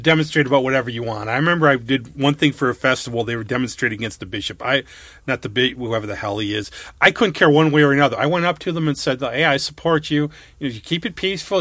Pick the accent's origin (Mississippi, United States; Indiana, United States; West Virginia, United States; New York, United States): New York, United States; I was from New York